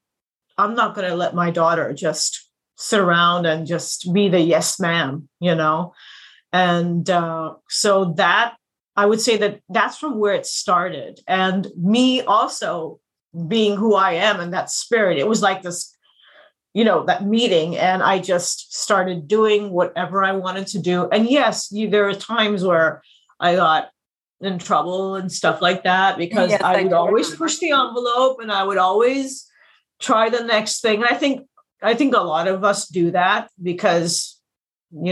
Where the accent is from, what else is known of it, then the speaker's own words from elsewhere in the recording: India; also born or lived in United States; I was born in India. I went to the States when I was a little kid. I stayed there till I was 8 or 9